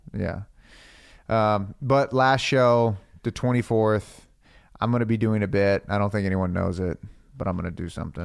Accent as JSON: {"language": "English", "region": "Florida", "country": "United States", "moved": "yes", "lives_now": "Los Angeles, United States", "said": "I'm from Florida"}